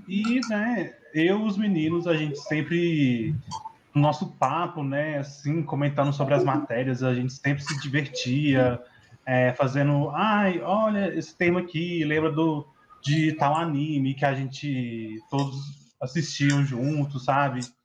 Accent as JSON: {"language": "Portuguese", "town": "Patos de Minas", "region": "Minas Gerais", "country": "Brazil", "said": "eu sou do, de Patos de Minas"}